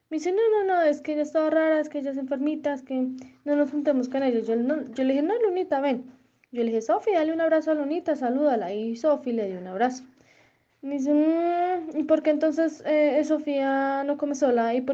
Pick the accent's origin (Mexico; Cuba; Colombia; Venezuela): Colombia; somos de Colombia